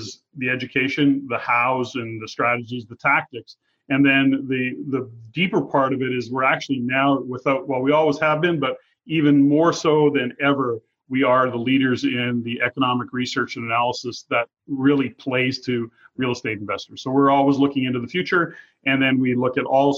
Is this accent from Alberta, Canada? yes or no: yes; Edmonton, Alberta, Canada; moved away as an adult; now in Fraser Valley, Canada; I was born and raised in Edmonton, although I live in the Lower Mainland today and have for about 11 years, well, Fraser Valley to be specific.